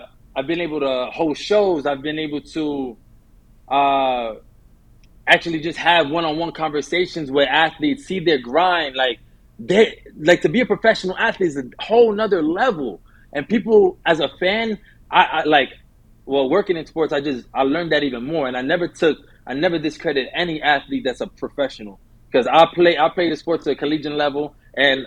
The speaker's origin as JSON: {"language": "English", "town": "New York City", "region": "New York", "country": "United States", "tie": "born or raised there", "said": "I'm born and raised in New York, from the Bronx. Lived in the heart of the city by Times Square since I was 11."}